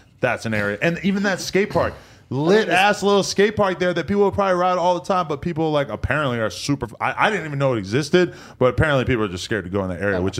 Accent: Chicago, Illinois, United States; I'm from Englewood and I get it, Brackenwood.

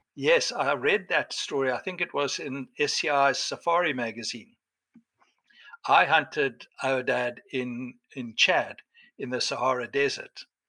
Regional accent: Cape Town, Western Cape, South Africa; I was born in Cape Town

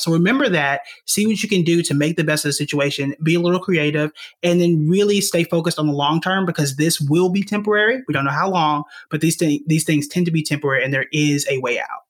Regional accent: Tulsa, Oklahoma, United States; moved away as an adult; also born or lived in New York; I'm born and raised in Tulsa, Oklahoma

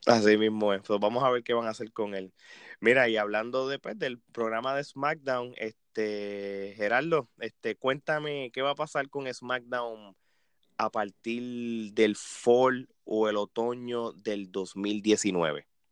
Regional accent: Puerto Rico; yo como puertorriqueño

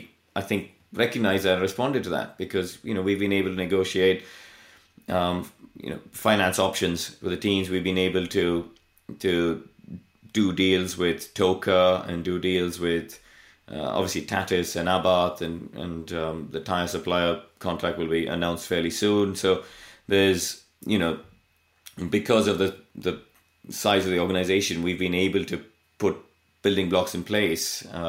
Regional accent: India; look, I came from India and I went and stood in the paddock in Pembrey and hugged the tea urn because my hands were too cold to drive the car.

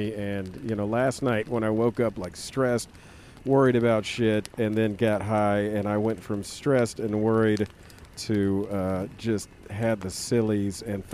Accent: the South, United States; I'm from the South

